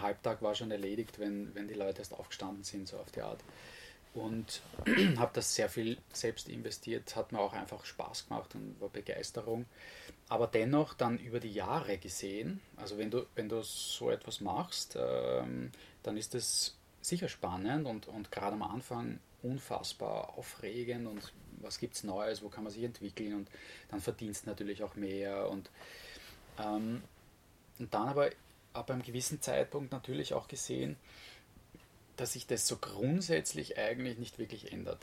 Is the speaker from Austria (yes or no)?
yes; Vienna, Austria; moved away as an adult; now in Styria, Austria; ich wurde in Wien geboren und habe eigentlich eine vergleichsweise unbeschwerte Kindheit gehabt